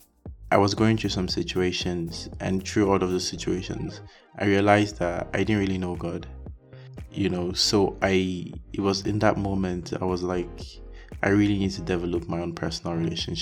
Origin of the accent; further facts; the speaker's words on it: Nigeria; moved away as an adult; also born or lived in Hungary; I was born and raised in Nigeria